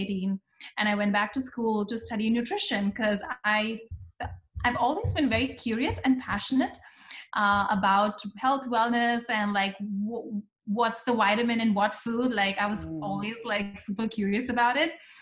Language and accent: English; India; moved away as an adult; I am originally from India, and my journey has been a very typical immigrant journey where I came here for my master's in computer science